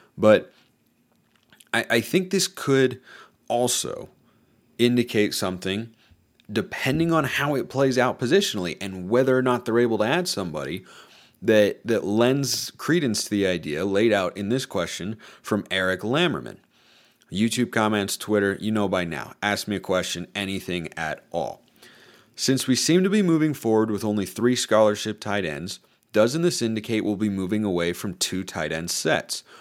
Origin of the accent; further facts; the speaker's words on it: Lake Oswego, Oregon, United States; where I grew up in Lake Oswego